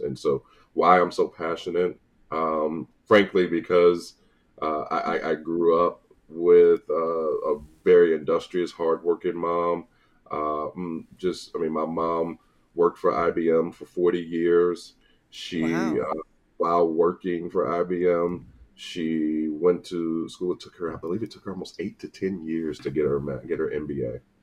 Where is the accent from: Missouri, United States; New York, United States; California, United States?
Missouri, United States; St. Louis; moved away as an adult; also born or lived in Tallahassee, Florida; now in Atlanta, United States; I'm born and raised in St. Louis